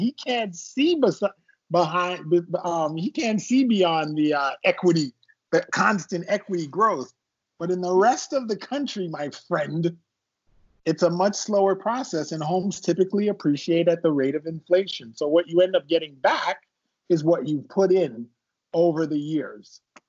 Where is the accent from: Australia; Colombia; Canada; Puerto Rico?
Canada; Toronto, Ontario; now in Westlake; I am from Toronto, Canada. My mother is from Guyana. My father is from Jamaica. I am not African American.